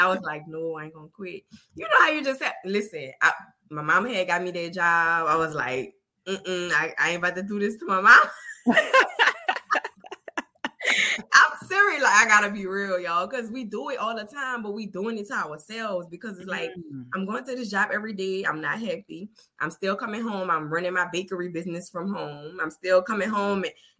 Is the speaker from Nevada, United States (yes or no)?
no; New Orleans, Louisiana, United States; I'm from New Orleans